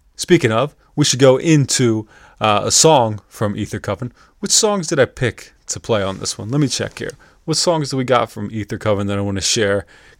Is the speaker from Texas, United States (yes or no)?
no; York, Pennsylvania, United States; now in Lancaster, United States; I'm from York, Pennsylvania.